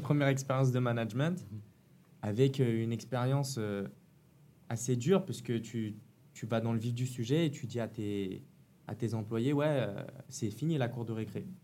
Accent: Paris, Île-de-France, France; moved away; also born or lived in Nantes; je suis de Paris 13e, comme vous

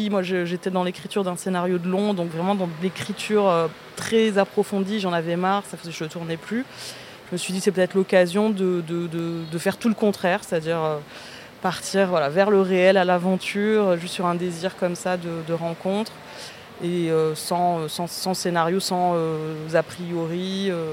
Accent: Marseille, Provence-Alpes-Côte d'Azur, France; also born or lived in Algeria; je suis marseillaise, donc je, vis plus depuis quelques années, mais euh, je suis arrivée à Marseille quand j'avais 12 ans et je fuyais, enfin ma famille, on fuyait aussi l'Algérie

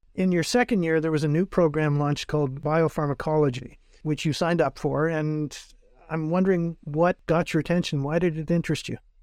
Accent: North Bay, Ontario, Canada; before moving to my hometown of North Bay

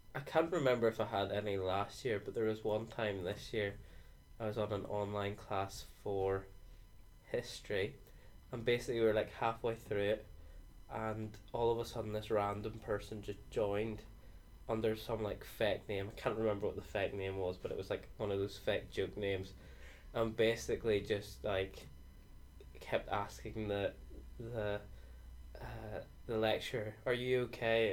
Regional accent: Northern Ireland, United Kingdom; I'm twenty from Northern Ireland

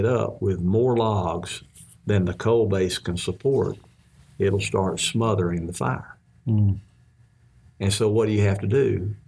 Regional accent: Mississippi, United States; when I was growing up in Mississippi

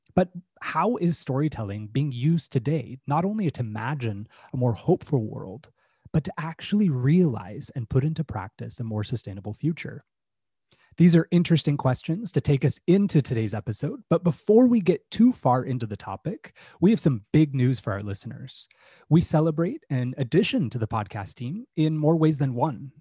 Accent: Utah, United States; I grew up in Utah in the United States

